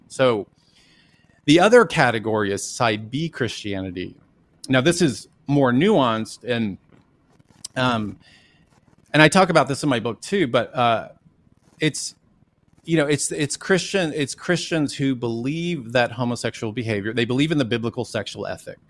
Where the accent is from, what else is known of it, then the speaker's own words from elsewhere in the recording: Dallas, Texas, United States; I grew up in Dallas, Texas, and went to Jesuit schools my whole life